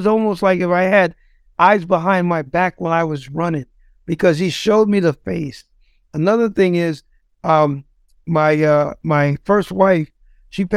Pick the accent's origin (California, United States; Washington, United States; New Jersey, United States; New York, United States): New York, United States; New York City; moved away as an adult; now in Ohio, United States; I'm from the Bronx. I used to be involved in drugs, gangs, you know, the whole nine growing up.